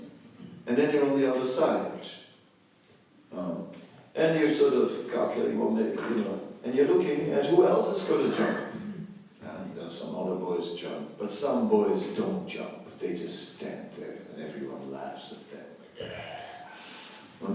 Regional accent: Netherlands; I am from the Netherlands

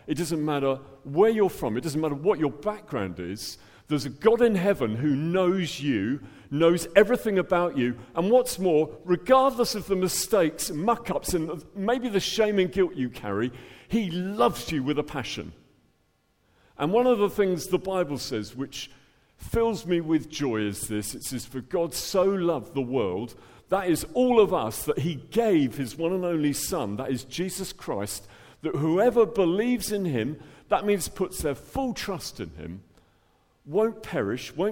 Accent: Dublin, Leinster, Ireland; now in England; Originally, I'm from Dublin, as you can tell from my accent, the top of the morning to you. So born in Ireland and ended up in England

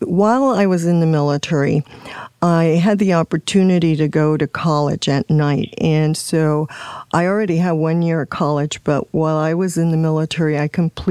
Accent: Puerto Rico; moved away as an adult; I'm from Puerto Rico

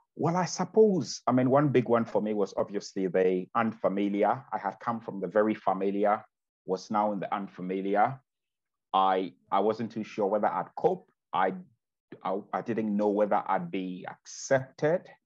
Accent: Ghana; now in Bexhill-on-Sea, United Kingdom; I'm originally from Ghana

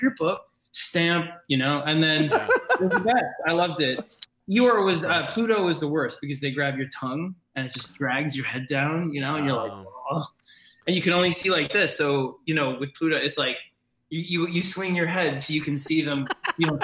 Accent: New York City, New York, United States; I grew up in New York City

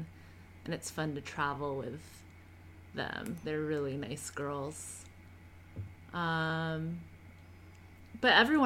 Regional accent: Seattle, Washington, United States; accent: Canadian; moved away as an adult; also born or lived in San Diego, California; now in Dorridge, United Kingdom; I'm from Seattle, Washington, which is in the northwest of America

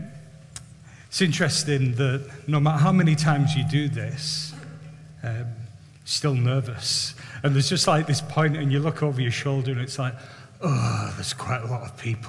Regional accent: Barrow-in-Furness, North West England, United Kingdom; I was brought up in Barrow, brought up in Hinepool

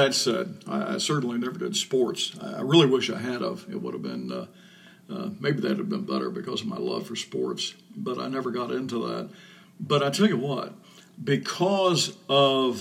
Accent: Indiana, United States; when I was a kid, growing up in Indiana

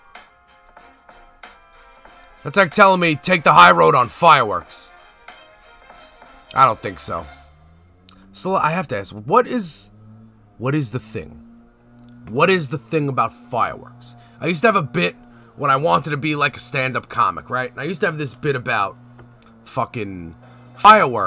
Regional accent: New York City, New York, United States; I'm from Canarsie, the Floss

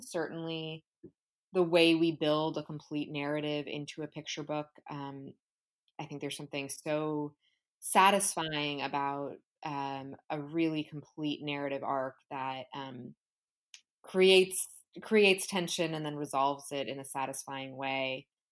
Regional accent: New York City, New York, United States; I am from New York City. I write books for children that focus on the contemporary Latino experience in the United States and also about Latin American history. Um, I was raised in a bilingual Cuban American household here in New York.

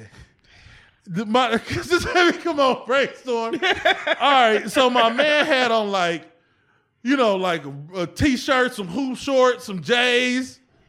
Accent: East Cleveland, Ohio, United States; also born or lived in Erie / Atlanta; I'm from East Cleveland to Erie, back to Cleveland, Atlanta.

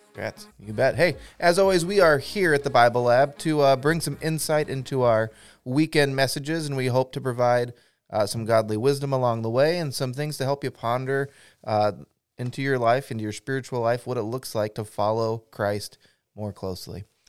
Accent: Pacific Northwest, United States; I grew up in the Pacific Northwest

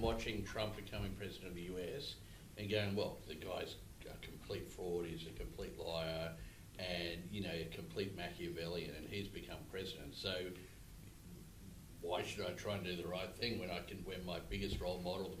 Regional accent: Australia

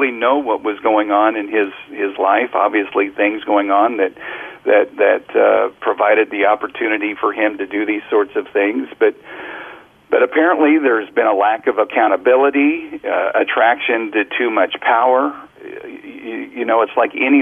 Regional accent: Kansas City, Missouri, United States; now in Oxford, United States; Grew up listening to WHB in my hometown of Kansas City

